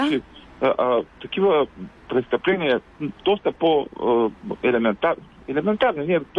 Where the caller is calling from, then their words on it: Ruse, Ruse Province, Bulgaria; от Русе.